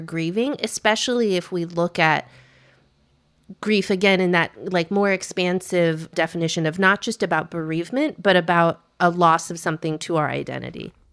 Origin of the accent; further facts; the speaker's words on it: United States; we're American